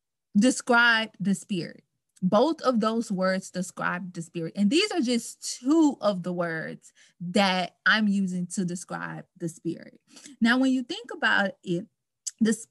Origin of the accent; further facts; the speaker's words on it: Baton Rouge, Louisiana, United States; now in Dallas, United States; I am from Baton Rouge, Louisiana. I currently reside in Dallas, Texas